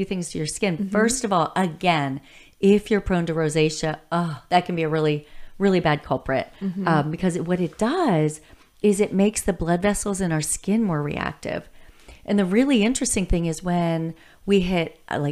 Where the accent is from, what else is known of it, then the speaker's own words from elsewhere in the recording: Bellefonte, United States; now in Indiana, United States; I grew up in Bellefonte, which is a small town, not lots of variety in food.